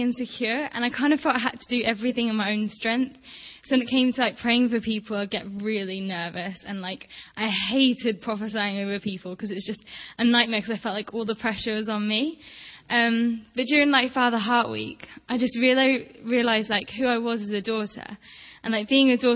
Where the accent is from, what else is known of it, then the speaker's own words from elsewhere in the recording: Toronto, Ontario, Canada; from Toronto